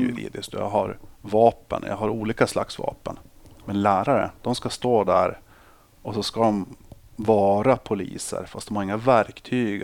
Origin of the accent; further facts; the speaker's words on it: Boden, Norrbotten County, Sweden; moved away as an adult; also born or lived in Uppsala; Jag är uppvuxen i Boden